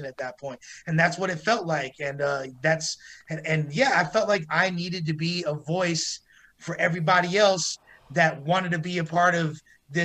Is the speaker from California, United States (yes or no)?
yes; Los Angeles, California, United States; also born or lived in East Oakland; Pico and Sawtelle near where I grew up in West LA.